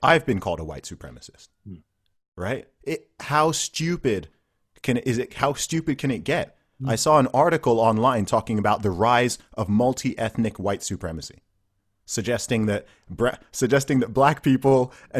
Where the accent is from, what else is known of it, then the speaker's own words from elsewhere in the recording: Saudi Arabia; I grew up in Saudi Arabia or whatever.